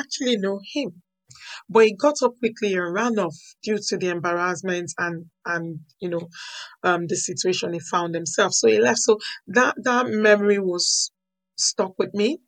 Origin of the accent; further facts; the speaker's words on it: Nigeria; moved away as an adult; now in United Kingdom; I was born in Nigeria, I grew up in Nigeria